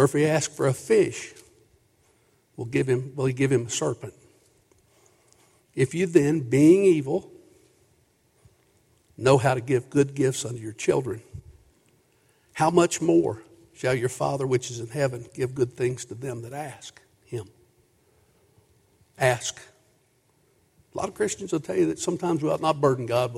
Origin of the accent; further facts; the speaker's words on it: Booneville, Kentucky, United States; I grew up in Boonville, Kentucky.